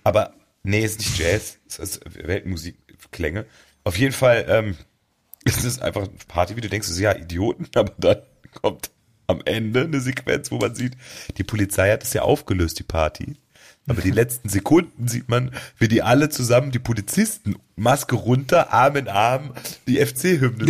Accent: Germany; bei uns in Deutschland

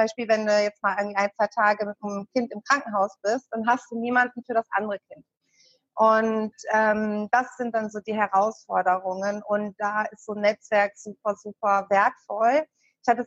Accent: Hanover, Lower Saxony, Germany; also ich komme zwar aus Hannover und habe auch viele Jahre in Hannover gelebt, aber als ich dann mit den Kindern

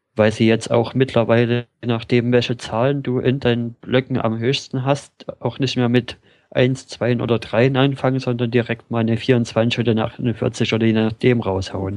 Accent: Germany; bei uns in Deutschland

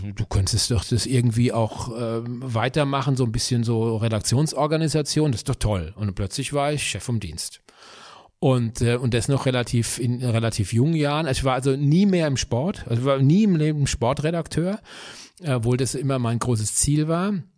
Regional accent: Bürstadt, Hesse, Germany; ich komme aus Bürstadt, das ist ein kleines äh, Dorf in Südhessen

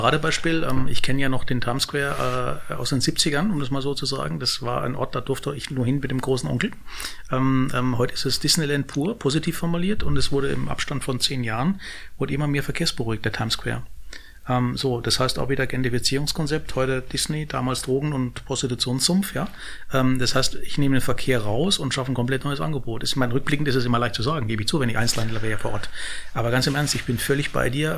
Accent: Baden-Württemberg, Germany; ich als Süddeutscher oder als äh, baden württemberg

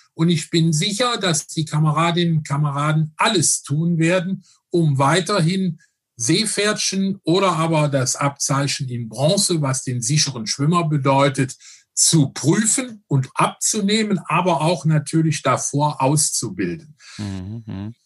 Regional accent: Rhineland, Germany; ich bin ein Rheinländer

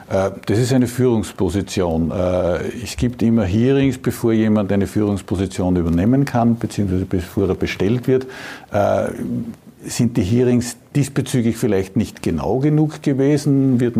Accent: Upper Austria, Austria; sage ich jetzt als Oberösterreicher, da wird sich gerade Oberösterreich sehr freuen.

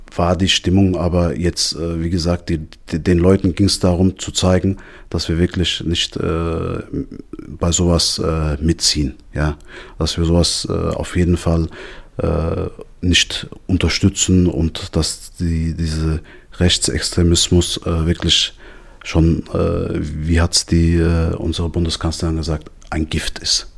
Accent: Darmstadt, Hesse, Germany; ich bin gebürtiger Darmstädter, ich bin in Darmstadt aufgewachsen

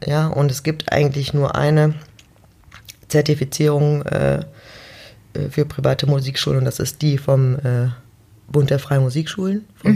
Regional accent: Mönchengladbach, North Rhine-Westphalia, Germany; Jetzt komme ich ja auch aus Mönchengladbach

